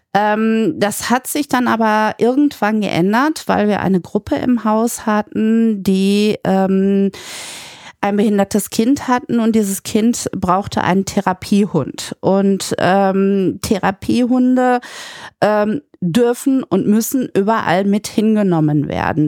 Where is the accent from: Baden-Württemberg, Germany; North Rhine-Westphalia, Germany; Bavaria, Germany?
North Rhine-Westphalia, Germany; Münster; ich komme aus Münster